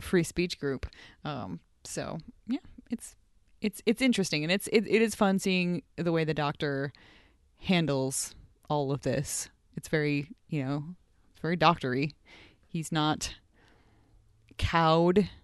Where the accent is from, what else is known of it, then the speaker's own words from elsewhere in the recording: United States; now in Edmonton, Canada; my home country, United States